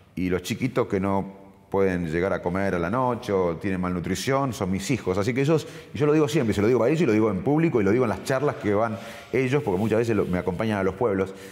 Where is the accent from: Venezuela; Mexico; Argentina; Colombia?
Argentina; moved away as an adult; also born or lived in United States / England / Sydney, Australia; soy argentino